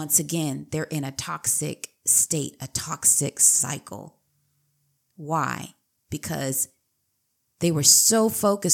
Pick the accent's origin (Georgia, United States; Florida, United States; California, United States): California, United States; San Diego; also born or lived in Riverside County; I was born and raised in San Diego